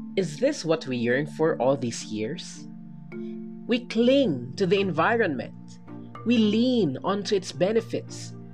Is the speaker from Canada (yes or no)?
no; Philippines; as a Filipino student citizen